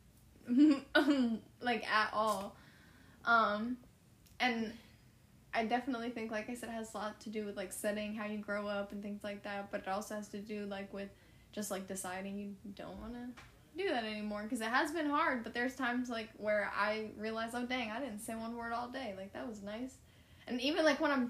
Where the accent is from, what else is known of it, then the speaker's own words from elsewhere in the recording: New Jersey, United States; moved away as an adult; now in Florida, United States; I'm from New Jersey. When I moved to Florida 4 years ago